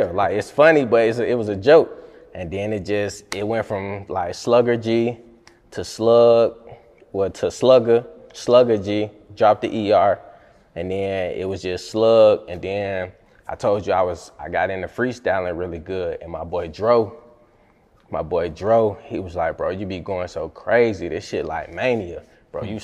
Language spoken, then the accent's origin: English; Riverdale, Georgia, United States; also born or lived in Jonesboro, Georgia / Henry County, Georgia; I'm from Riverdale, Georgia